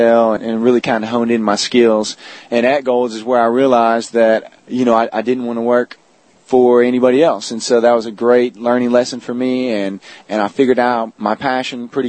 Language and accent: English; College Station, Texas, United States; I grew up around the Bryan-College Station area